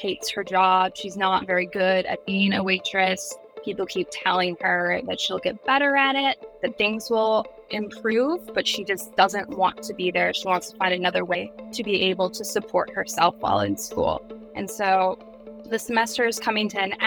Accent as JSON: {"language": "English", "area": "White Earth Reservation", "region": "Minnesota", "country": "United States", "said": "I'm Anishinaabe from White Earth Reservation in Minnesota."}